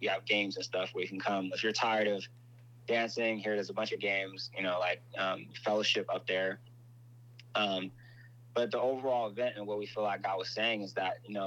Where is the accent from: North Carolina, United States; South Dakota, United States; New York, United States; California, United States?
California, United States; Inglewood; I'm from Inglewood